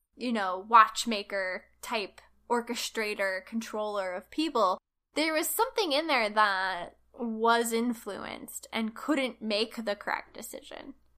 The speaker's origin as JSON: {"language": "English", "country": "United States", "said": "I'm an American"}